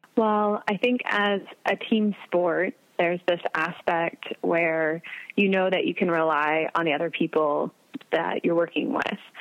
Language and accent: English; Wichita, Kansas, United States; moved away as an adult; also born or lived in Nebraska / Arkansas; now in Adrian, United States; I'm from Wichita, Kansas originally.